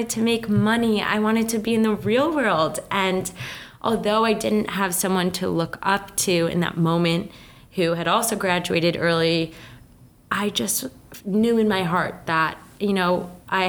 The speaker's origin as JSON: {"language": "English", "town": "Mendham", "region": "New Jersey", "country": "United States", "said": "I'm from Mendham, New Jersey, small town that no one knows."}